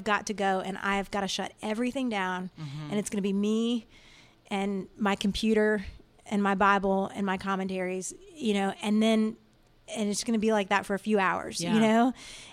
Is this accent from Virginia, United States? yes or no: yes; Washington, D.C. area, Virginia, United States; moved away as an adult; now in Nashville, United States; I grew up in the Washington, D.C. area, actually in Virginia